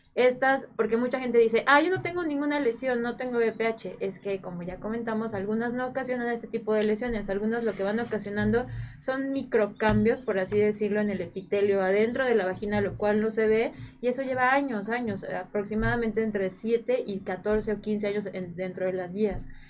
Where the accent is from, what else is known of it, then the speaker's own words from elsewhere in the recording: Morelos, Mexico; Yo soy de Morelos